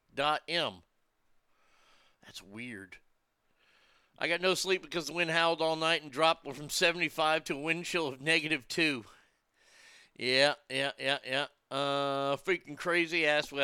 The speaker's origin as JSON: {"language": "English", "region": "Texas", "country": "United States", "tie": "born or raised there", "said": "when I was growing up in Texas"}